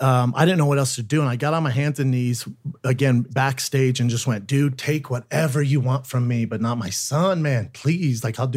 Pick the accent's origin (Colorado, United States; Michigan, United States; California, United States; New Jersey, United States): Colorado, United States; Aurora; In Aurora, Colorado.